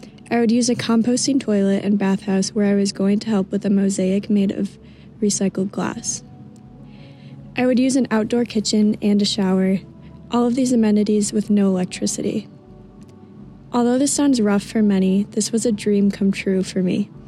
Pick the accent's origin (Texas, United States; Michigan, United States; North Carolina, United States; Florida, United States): Michigan, United States; I'm from Michigan